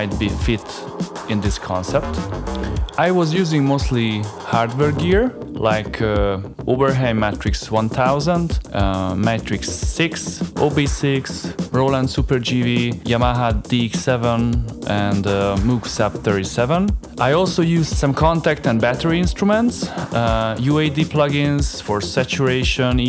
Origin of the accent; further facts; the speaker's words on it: Budapest, Hungary; I grew up in Budapest, in Hungary